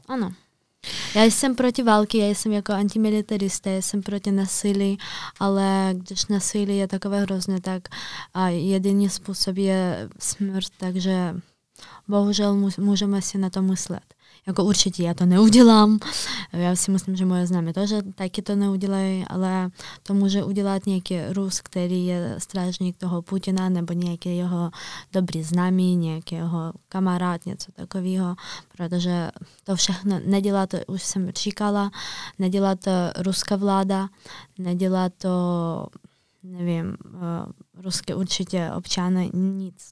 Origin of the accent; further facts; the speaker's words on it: Kyiv, Ukraine; Czech is a second language; moved away as an adult; now in Prague, Czech Republic; já jsem se narodila v Kijevě